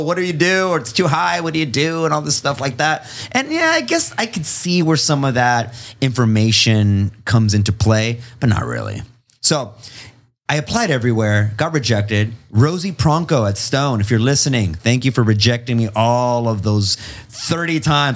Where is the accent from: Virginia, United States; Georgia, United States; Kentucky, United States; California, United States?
California, United States; Imperial Valley; also born or lived in Long Beach / El Centro / Calexico / Mexicali, Mexico; I'm from the Imperial Valley